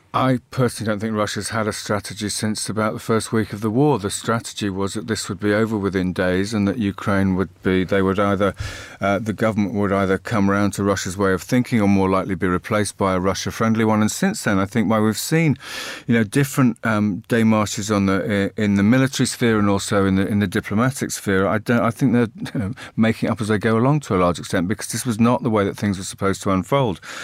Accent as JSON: {"language": "English", "country": "United Kingdom", "said": "speaking as a Brit"}